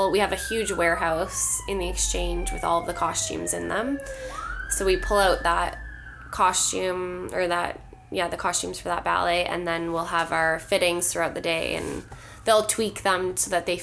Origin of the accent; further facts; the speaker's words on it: Ontario, Canada; moved away; I'm not from here originally. I'm from Ontario